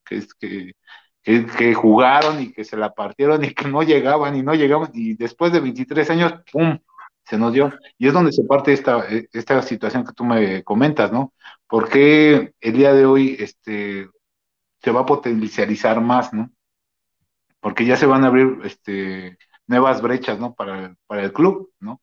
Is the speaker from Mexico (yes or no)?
yes; Mexico; nosotros como mexicanos tenemos esa este, costumbre